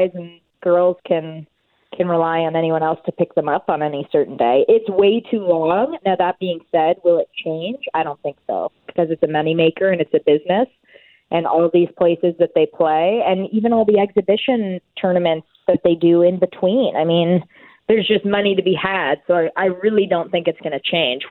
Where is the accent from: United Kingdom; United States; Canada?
Canada; I'm a Canadian tennis fan.